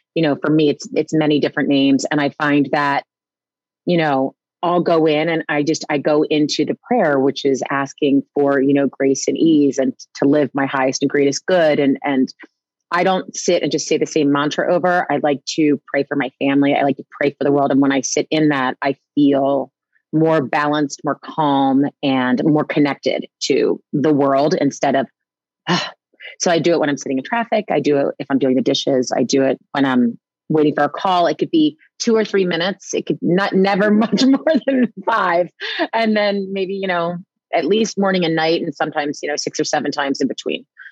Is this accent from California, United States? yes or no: no; New Jersey, United States; I was raised in New Jersey